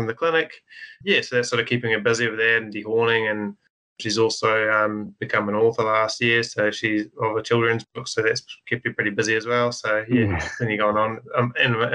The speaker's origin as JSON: {"language": "English", "area": "Rotorangi", "region": "Waikato", "country": "New Zealand", "tie": "born or raised there", "said": "I grew up in Rotorangi myself"}